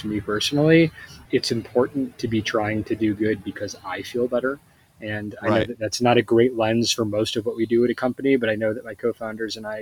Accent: Bay Area, California, United States; we're from the Bay Area

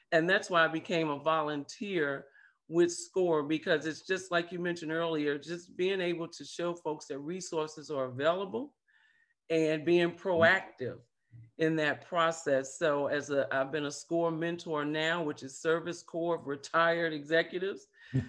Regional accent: St. Louis, Missouri, United States; now in Macon, United States; But I am originally from St. Louis, Missouri, and that's the show me state.

